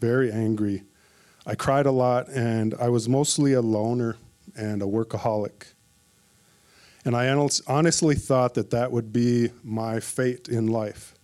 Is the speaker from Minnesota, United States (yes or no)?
yes; Minneapolis, Minnesota, United States; moved away as an adult; I was born and raised in Minneapolis, Minnesota, and I lived there for 47 years